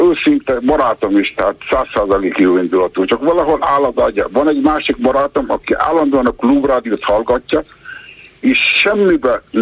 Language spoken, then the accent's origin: Hungarian; Hungary; ha én születtem magyarnak, azt nem lehet megszavazni, hogy nem vagyok magyar, vagy magyar vagyok.